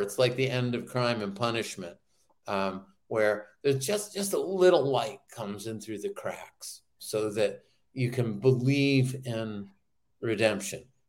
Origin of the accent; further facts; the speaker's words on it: New Hampshire, United States; growing up in New Hampshire